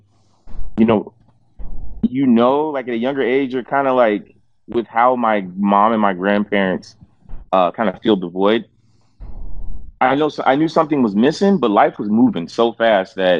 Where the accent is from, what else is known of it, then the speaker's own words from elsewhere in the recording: Fort Wayne, Indiana, United States; I was born in Fort Wayne, Indiana, most random place ever